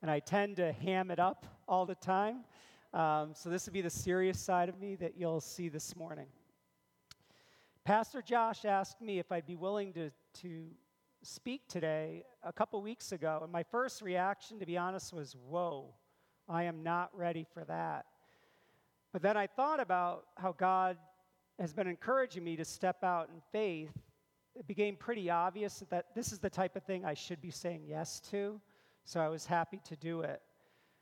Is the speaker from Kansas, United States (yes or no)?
no; Clifton Park, New York, United States; I grew up in Clifton Park and attended the Shenandoah schools all the way from kindergarten all the way through graduation